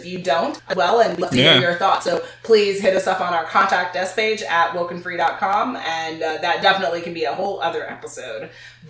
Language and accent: English; United States; I was born and raised in America. My family is not from America.